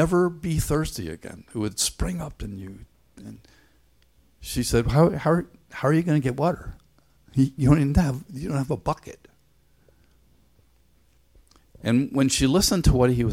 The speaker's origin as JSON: {"language": "English", "country": "Ireland", "tie": "born or raised there", "moved": "yes", "said": "When I was a kid growing up in Ireland"}